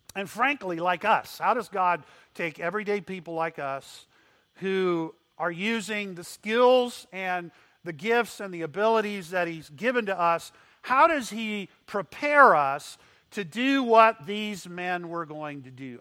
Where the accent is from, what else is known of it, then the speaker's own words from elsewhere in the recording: McAllen, Texas, United States; I grew up in Texas. My dad ran a hospital in McAllen, Texas